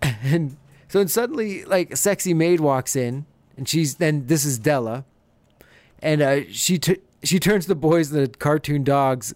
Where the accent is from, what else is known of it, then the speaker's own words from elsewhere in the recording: Canada; We're both Canadian